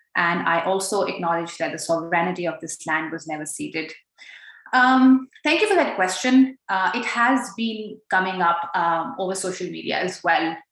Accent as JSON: {"language": "English", "country": "Pakistan", "moved": "yes", "lives_now": "Australia", "said": "as a Pakistani Pashtun woman uh, living in Australia"}